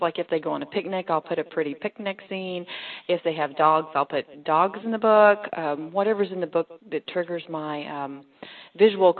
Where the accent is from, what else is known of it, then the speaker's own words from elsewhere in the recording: Texas, United States; I'm a Texas born and bred, and I'm a country girl, so small towns fit just fine with me